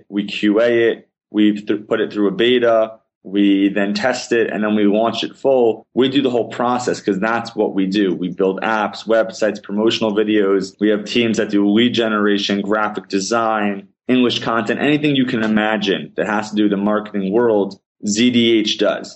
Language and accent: English; West Orange, New Jersey, United States; moved away as an adult; also born or lived in Riverdale, New York / Paramus, New Jersey; now in Israel; I grew up in Riverdale, New York, moved to West Orange, New Jersey when I was 7